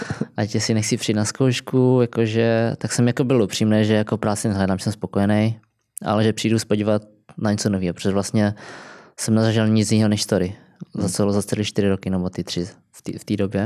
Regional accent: Kroměříž, Zlín Region, Czechia; moved away as an adult; also born or lived in Brno; now in London, United Kingdom; já jsem pracoval vlastně v Kroměříži, kde jsem vyrůstal

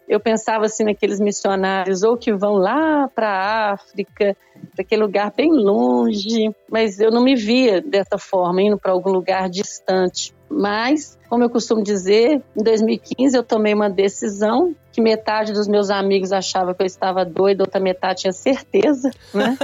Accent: Belo Horizonte, Minas Gerais, Brazil; sou aqui do Brasil, de Belo Horizonte, de Minas Gerais, mineirinha

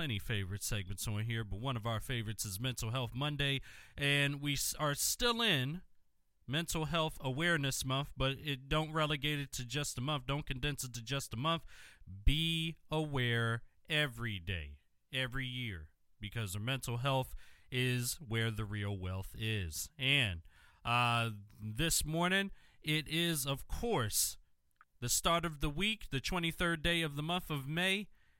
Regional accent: Philadelphia, Pennsylvania, United States; my hometown and should be your favorite city as well? We hope it is Philadelphia, Pennsylvania.

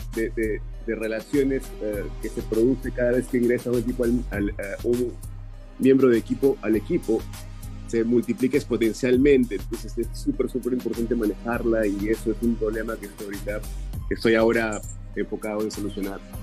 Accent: Peru; now in Sarasota, United States; Soy originalmente de Perú

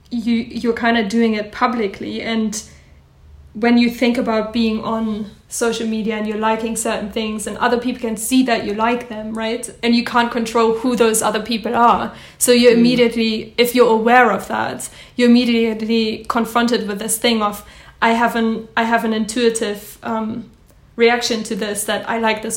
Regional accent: Germany; English is a second language; I'm German, as you can't tell from my accent.

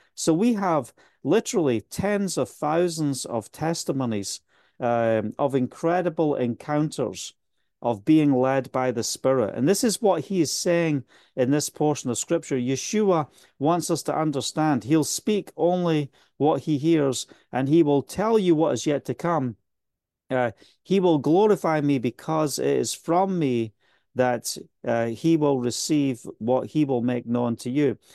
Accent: Scotland, United Kingdom; accent: Scottish; also born or lived in Spain; now in Israel; my Scottish accent's getting so much stronger again

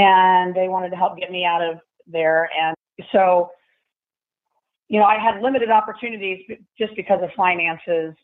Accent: Central Illinois, United States; also born or lived in Key West; now in Jacksonville, United States; I grew up in the Midwest. I grew up in Central Illinois

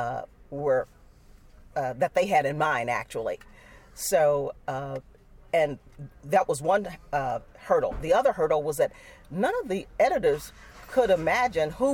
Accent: Chicago, Illinois, United States; also born or lived in Charleston, Mississippi; I grew up in Chicago

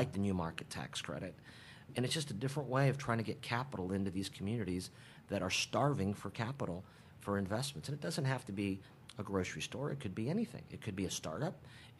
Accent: Columbus, Ohio, United States; I grew up here in Columbus

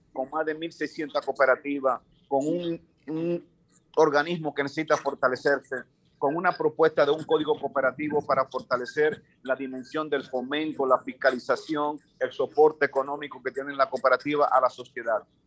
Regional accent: Dominican Republic; como dominicanos

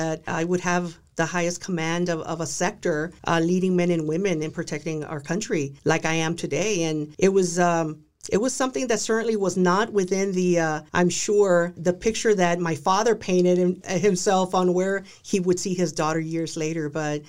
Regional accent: Texas, United States; also born or lived in Dallas; I'm a girl from South Texas. I was born in Dallas. I was raised by a very traditional Hispanic Mexican American family.

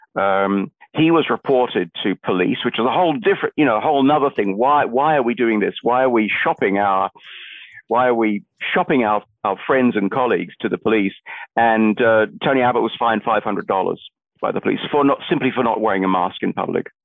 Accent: England, United Kingdom; moved away as an adult; now in Australia; I'm a migrant from the United Kingdom, where I was born and brought up, uh, from England

